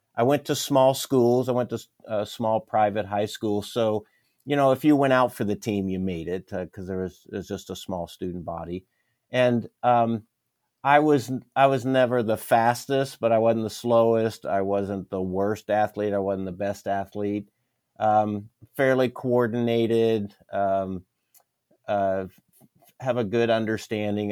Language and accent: English; Pennsylvania, United States; moved away as an adult; also born or lived in Maryland / Wisconsin / Dallas, Texas; now in San Antonio, United States; I was born in Maryland, raised in Pennsylvania, came here to go to graduate school in Dallas